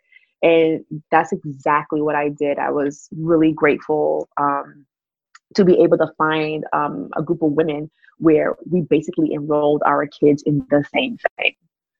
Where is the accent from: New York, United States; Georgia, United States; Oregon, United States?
New York, United States; New York City; being raised in that type of household growing up in Brooklyn, where my mom had friends on the block